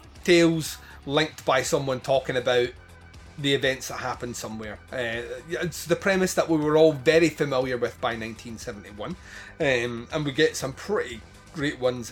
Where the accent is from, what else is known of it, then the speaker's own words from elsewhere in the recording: United Kingdom; we're British